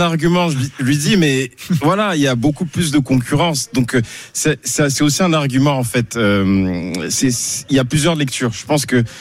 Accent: France; on est né en France, on a grandi en France, on a, on a les, coutumes françaises.

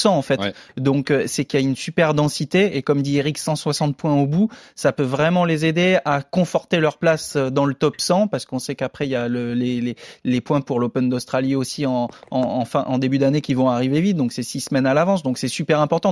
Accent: France; en tant que Français

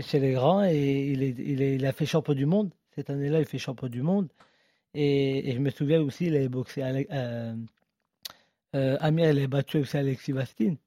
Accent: France; nous, en tant que Français

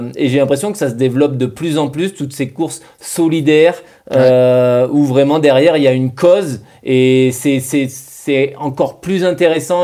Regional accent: Bergerac, Nouvelle-Aquitaine, France; chez nous à Bergerac

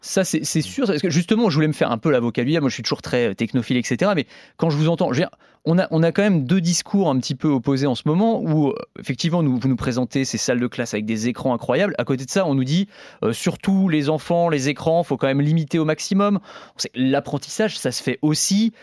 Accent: France; Chez nous, en France

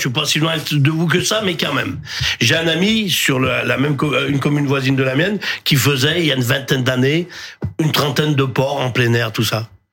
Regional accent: Drôme, Auvergne-Rhône-Alpes, France; Je viens d'Adrome. On a un département qui est le plus bio de France.

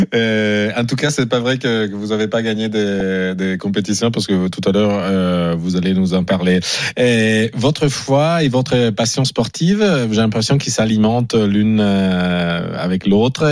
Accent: Italy; moved away; je suis italien

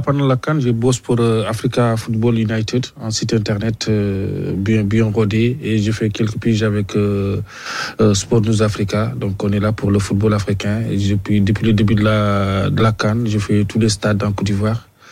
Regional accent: Mauritania; moved away as an adult; now in France; je venais de la Mauritanie

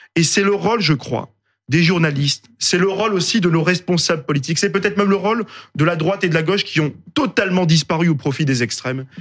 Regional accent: Roubaix, Hauts-de-France, France; je suis issu de Roubaix, je viens d'un quartier populaire

